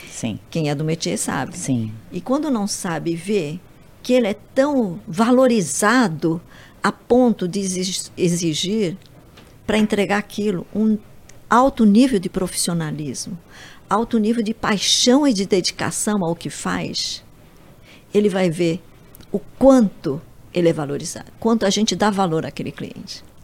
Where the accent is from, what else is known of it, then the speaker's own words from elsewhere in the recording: Japan; now in Brazil; Eu sou japonesa, tenho a paciência oriental um pouco